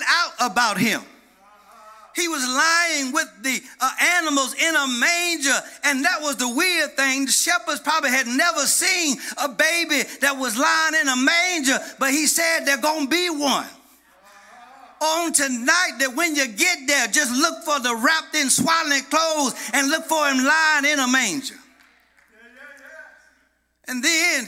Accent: Madison County, Georgia, United States; When I was a little bitty boy growing up in Madison County, Georgia, little bitty church called Springfield

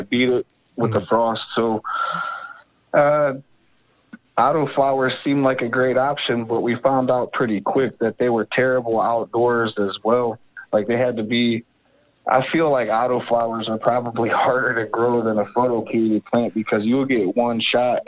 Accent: Northeast, United States; I'm from the Northeast and we have a real short summer

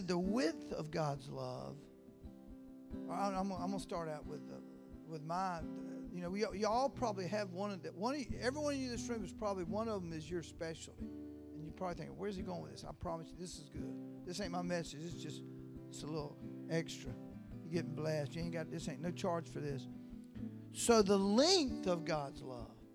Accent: Live Oak, Florida, United States; also born or lived in Valdosta, Georgia; I grew up in a little town called Live Oak, Florida. I was born and raised there

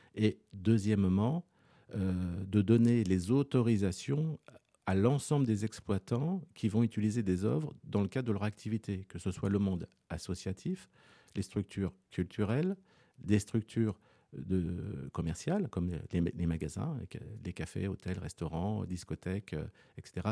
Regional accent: Rouen, Normandy, France; je suis né sur Rouen, en Normandie

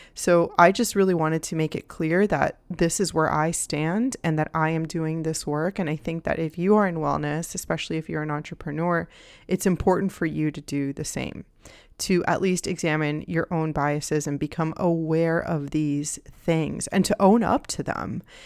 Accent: Miami, Florida, United States; I grew up in Miami

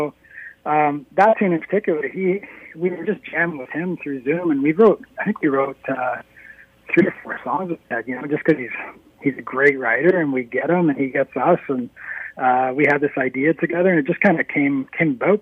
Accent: Norwood, Ontario, Canada; also born or lived in Toronto; I live in the town I grew up in, that I went to high school in, that I played hockey

